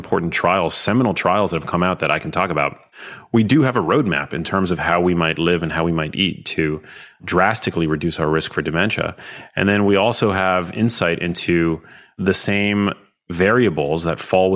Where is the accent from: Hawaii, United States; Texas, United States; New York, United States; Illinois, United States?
New York, United States; I'm from New York.